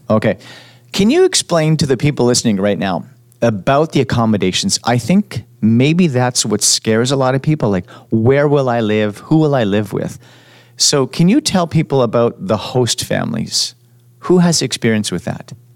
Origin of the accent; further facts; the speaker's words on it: Montreal, Quebec, Canada; also born or lived in Edmonton; now in Vancouver, Canada; I'm from Montreal and and I moved to Edmonton